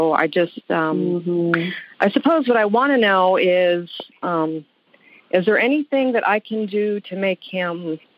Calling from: Honolulu, Hawaii, United States; I'm calling from Honolulu.

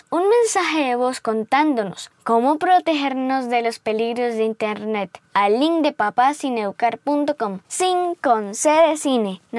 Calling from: Mexico City, Mexico; Hola Jake, hola Bernie, soy … de la Ciudad de México, tengo cinco años

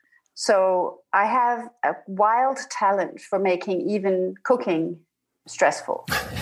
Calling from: Denmark; I'm calling from Denmark.

